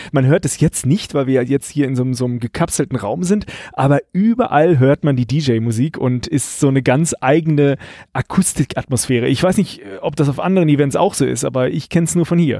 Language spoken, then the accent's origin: German; Karlsruhe, Baden-Württemberg, Germany; Ich komme hier aus Karlsruhe